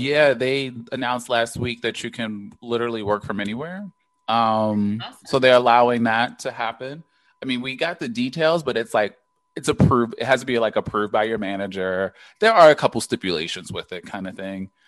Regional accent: Baltimore, Maryland, United States; growing up in Baltimore. Granted, we were like super young with the crack era

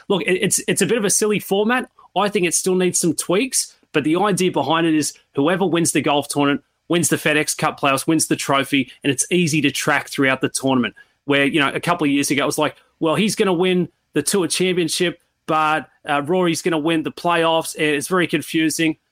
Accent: Sydney, New South Wales, Australia; moved away; I, I come from Sydney

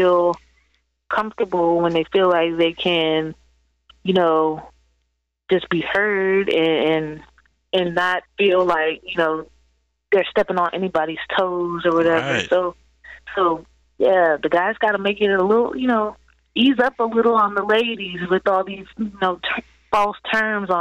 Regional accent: Virginia, United States; also born or lived in Florida; I'm from Virginia

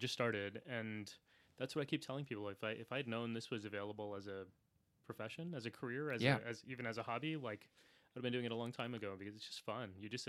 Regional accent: San Antonio, Texas, United States; now in New York City, United States; I'm born and raised in San Antonio, Texas. Sikh American, so follow the Sikh tradition.

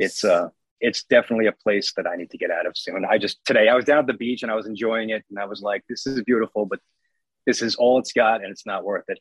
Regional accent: Long Island, New York, United States; I'm from Long Island

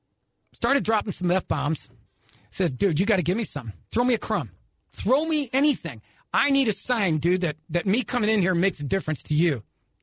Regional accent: Ireland; And, you know, I'm Irish.

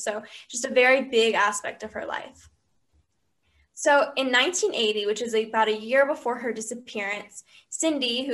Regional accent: Atlanta, Georgia, United States; we're from Atlanta, Georgia. We're juniors in high school.

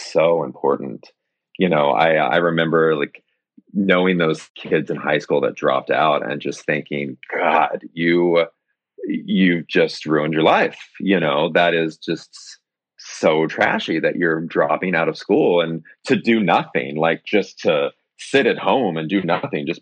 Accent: Springfield, Missouri, United States; moved away; my hometown

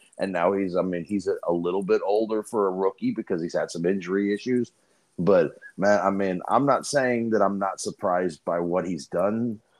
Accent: St. Louis, Missouri, United States; I'm from St. Louis and all

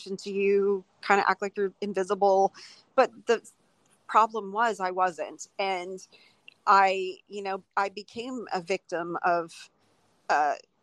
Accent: Houston, Texas, United States; it was just a conservative Texas family. I'm from Houston

